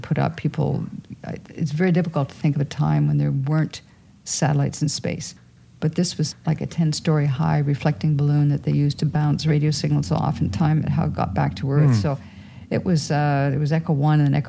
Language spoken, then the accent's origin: English; Sault Ste. Marie, Ontario, Canada; the Bush Plane Museum in my hometown